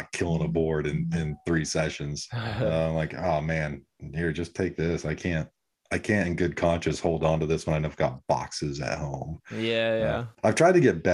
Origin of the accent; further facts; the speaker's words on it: San Diego, California, United States; when I was growing up in San Diego